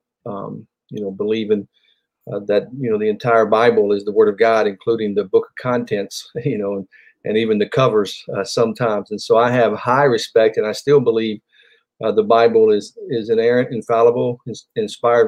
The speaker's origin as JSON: {"language": "English", "town": "Nashville", "region": "Tennessee", "country": "United States", "tie": "born or raised there", "also_born_or_lived": "Franklin, Tennessee", "said": "I was born and raised here in Middle Tennessee, in Nashville, actually, and I've been in Franklin since 1989"}